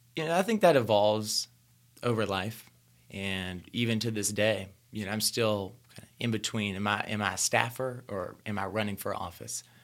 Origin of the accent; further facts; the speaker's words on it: rural North Carolina, United States; I was born in rural North Carolina. So, I was born in hog country